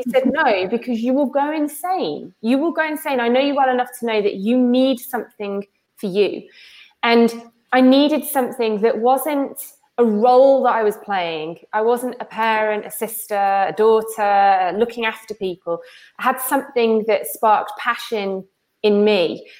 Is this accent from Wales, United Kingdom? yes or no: yes; Wales, United Kingdom; I grew up in Wales